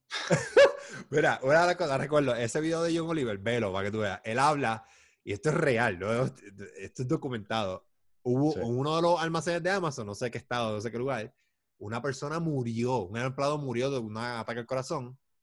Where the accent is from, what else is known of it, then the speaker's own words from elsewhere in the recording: Puerto Rico; yo soy puertorriqueño